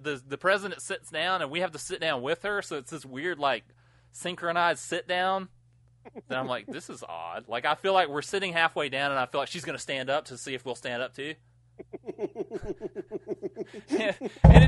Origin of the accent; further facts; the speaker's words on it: United States; I grew up near Georgia.